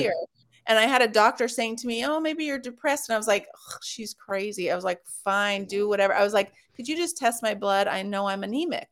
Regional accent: Los Angeles, California, United States; moved away; I'm from Los Angeles originally

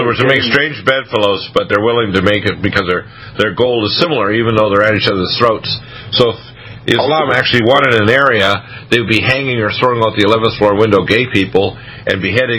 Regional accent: Detroit, Michigan, United States; born there; my dad was from Canada, my mom was from North Dakota, and I was born in Detroit.

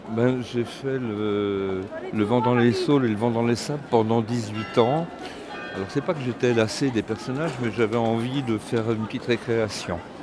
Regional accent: Breton, Brittany, France; comme on est breton, on est un peu têtu

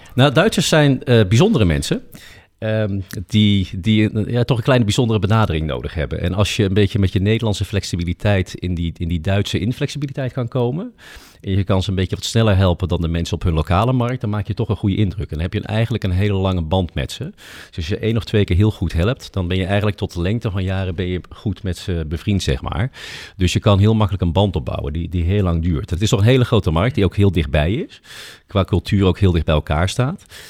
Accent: Netherlands; wij als Nederlanders

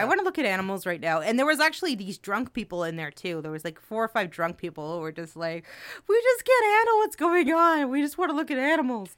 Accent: New Jersey, United States; I'm from New Jersey

